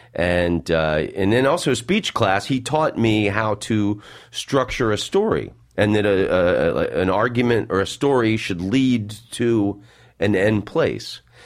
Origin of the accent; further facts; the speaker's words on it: Washington, District of Columbia, United States; moved away; also born or lived in Florida; I was born in Washington, D C.